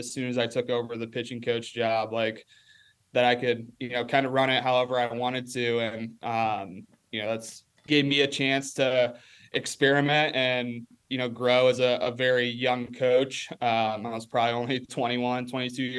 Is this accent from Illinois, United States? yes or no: yes; Rock Falls, Illinois, United States; moved away; come back and coach on his sophomore baseball team there in my hometown